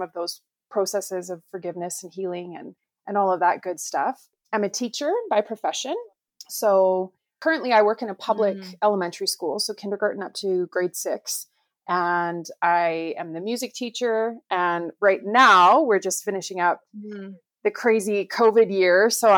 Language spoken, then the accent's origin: English; Calgary, Alberta, Canada; So yeah, I'm from Calgary, Alberta, which is in Canada. And Mary B tells me that I'm the first Canadian guest on the podcast, which is super awesome.